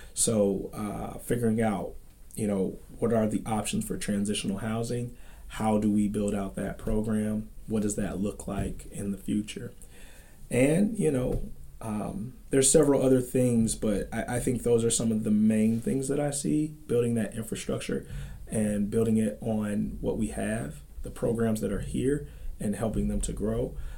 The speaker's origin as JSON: {"language": "English", "town": "Dayton", "region": "Ohio", "country": "United States", "tie": "born or raised there", "moved": "as an adult", "said": "I come to you from Dayton, Ohio"}